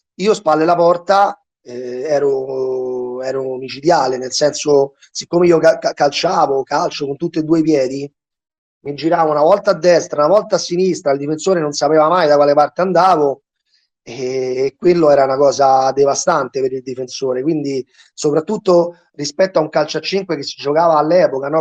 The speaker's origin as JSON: {"language": "Italian", "town": "Rome", "region": "Lazio", "country": "Italy", "said": "sul territorio dove abito io, sono di Ostia"}